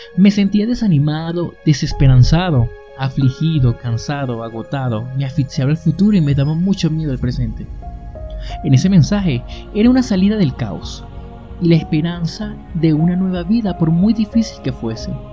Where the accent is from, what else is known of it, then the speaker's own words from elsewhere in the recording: Barquisimeto, Lara, Venezuela; moved away as an adult; mi ciudad natal Barquisimeto